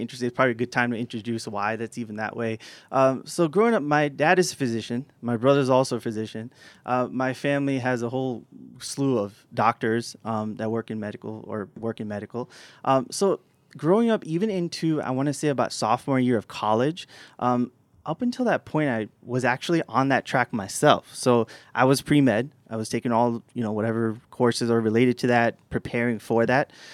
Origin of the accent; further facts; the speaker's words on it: New York City, New York, United States; moved away as an adult; also born or lived in Tampa, Florida; So I grew up in New York City